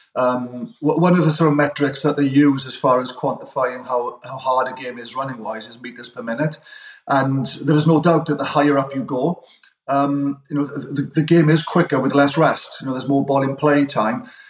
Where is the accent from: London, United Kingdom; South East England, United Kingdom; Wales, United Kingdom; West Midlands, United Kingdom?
Wales, United Kingdom; accent: Welsh; also born or lived in Michigan; my accent stuck out because I was a Welshman.